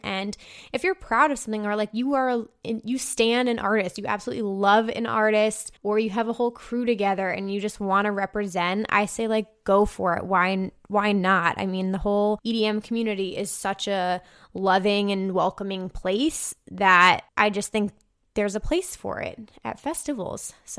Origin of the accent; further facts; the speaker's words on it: Michigan, United States; I'm from Michigan, where Electric Forest is held, so I have a ton of friends that go